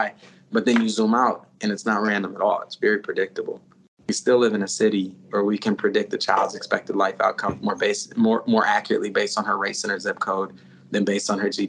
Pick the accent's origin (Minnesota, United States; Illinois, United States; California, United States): Minnesota, United States; St. Paul; I grew up here in St. Paul, and I grew up around some just incredibly brilliant people